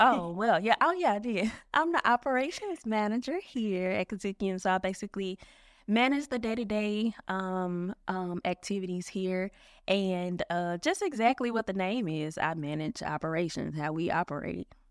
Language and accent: English; Memphis, Tennessee, United States; also born or lived in Philadelphia; I'm from Memphis. I'm from Memphis. I've, uh, spent one year away from Memphis. That was when I was in the ninth grade